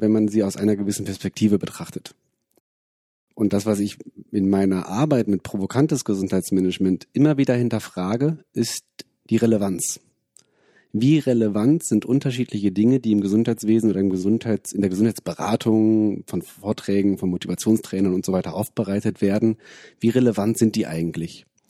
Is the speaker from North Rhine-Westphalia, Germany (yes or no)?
yes; Wuppertal, North Rhine-Westphalia, Germany; moved away as an adult; now in Bonn, Germany; bin aus Bonn, bin in Wuppertal aufgewachsen